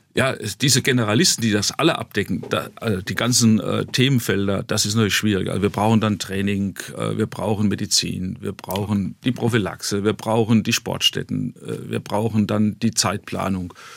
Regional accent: Ludwigshafen, Rhineland-Palatinate, Germany; ich bin als gebürtiger Kurpfälzer

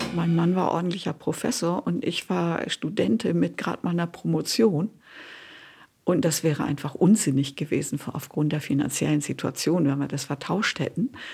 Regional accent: Northern Germany, Germany; Ich bin auf dem Land aufgewachsen in Norddeutschland.

